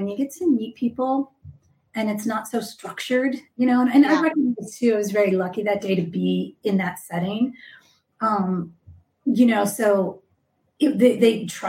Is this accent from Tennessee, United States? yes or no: no; Austin, Texas, United States; I'm from Austin. I lived in Austin in the music scene for 10 years.